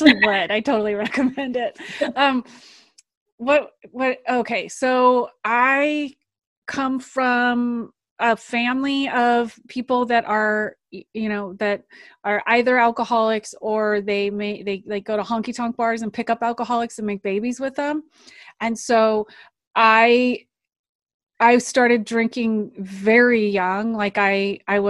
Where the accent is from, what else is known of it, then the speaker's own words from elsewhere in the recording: United States; also born or lived in Santa Cruz, California / Alaska; I grew up in Santa Cruz, California and Alaska.